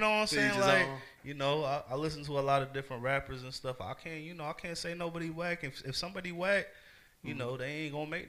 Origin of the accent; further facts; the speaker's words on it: Los Angeles, California, United States; also born or lived in Fayetteville; I'm from two places, you know. I'm from Los Angeles, and I'm from Fayetteville.